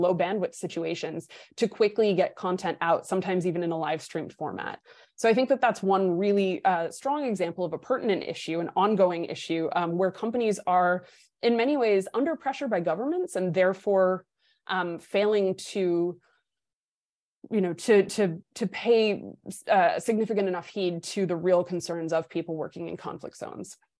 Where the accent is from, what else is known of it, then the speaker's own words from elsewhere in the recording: New Hampshire, United States; my home state of New Hampshire